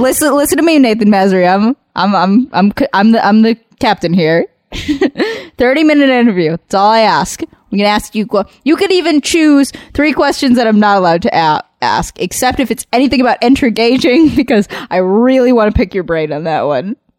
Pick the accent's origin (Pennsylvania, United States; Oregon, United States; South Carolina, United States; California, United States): California, United States; Southern; I grew up in Southern California